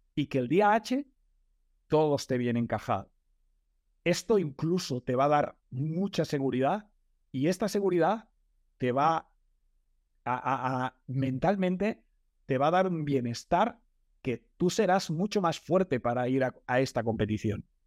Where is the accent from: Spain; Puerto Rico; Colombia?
Spain; Manresa, Catalonia; Yo soy de Manresa